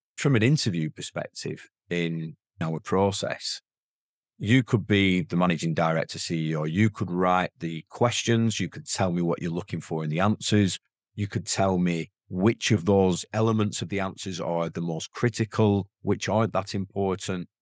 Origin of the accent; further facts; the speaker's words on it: the north of England, United Kingdom; accent: strong northern; my accent's a very strong northern accent